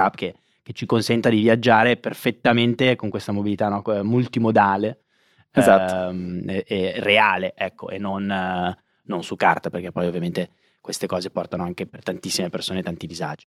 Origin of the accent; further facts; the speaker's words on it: Monza, Lombardy, Italy; io sono di Monza